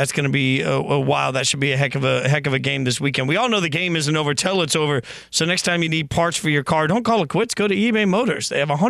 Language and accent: English; Las Vegas, Nevada, United States; I'm the guy from Vegas on this.